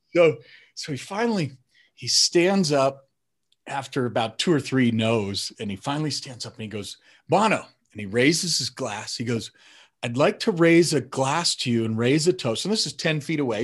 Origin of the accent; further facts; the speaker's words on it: Denver, Colorado, United States; moved away; also born or lived in Phoenix, Arizona; Denver, which is where I grew up in Colorado